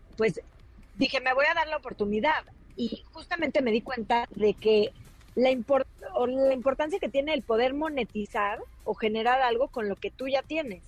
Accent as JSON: {"language": "Spanish", "country": "Mexico", "said": "nosotros como, como mexicanos"}